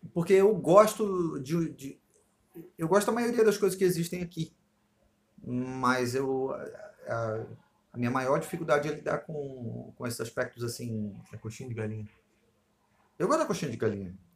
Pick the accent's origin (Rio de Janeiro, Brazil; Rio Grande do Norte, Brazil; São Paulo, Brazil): Rio de Janeiro, Brazil; eu me dou bem por ser carioca, claro, e aí aqui no Rio eu me dou bem com isso